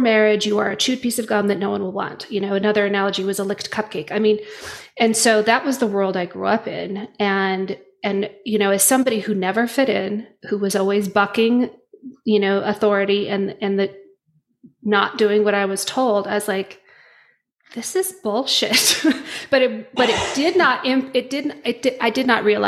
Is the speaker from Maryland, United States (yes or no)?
no; Utah, United States; I'm from Utah, raised Mormon.